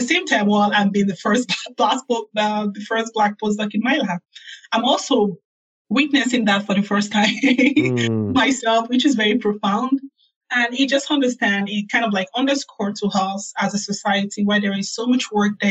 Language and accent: English; Nigeria; moved away as an adult; also born or lived in South Carolina, United States / Birmingham, Alabama, United States; now in New Haven, United States; I grew up in Nigeria